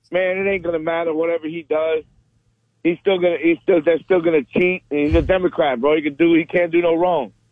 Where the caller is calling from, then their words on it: Winter Park, Florida, United States; Hey guys, … Winter Park.